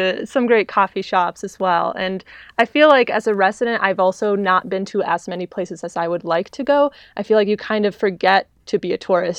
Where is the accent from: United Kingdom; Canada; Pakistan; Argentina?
Argentina; born there; also born or lived in France / China / New York; I was born in Argentina and just kind of lived abroad in France, China, New York, and here.